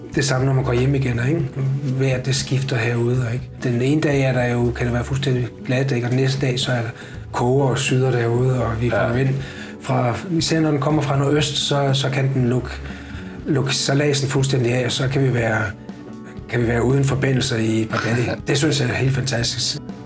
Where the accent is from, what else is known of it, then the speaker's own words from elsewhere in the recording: Egtved, Southern Denmark, Denmark; moved away as an adult; also born or lived in United States / Vorbasse / Copenhagen; jeg har boet, jeg har boet og vokset op i, i, øh, i Jylland og gået, gået alt 10 år i skole i Jylland, ja. i Ægtved.